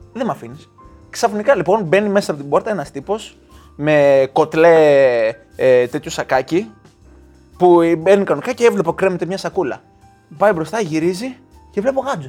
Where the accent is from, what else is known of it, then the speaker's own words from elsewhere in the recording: Greece; now in England, United Kingdom; είμαι από την Ελλάδα